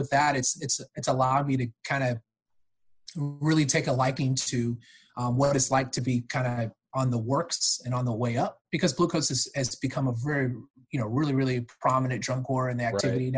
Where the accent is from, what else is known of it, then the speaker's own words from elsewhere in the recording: California, United States; also born or lived in Georgia; now in Florida, United States; I actually grew up and born and raised in California